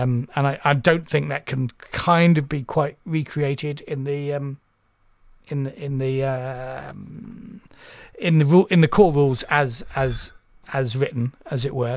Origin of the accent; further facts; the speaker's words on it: United Kingdom; I'm British.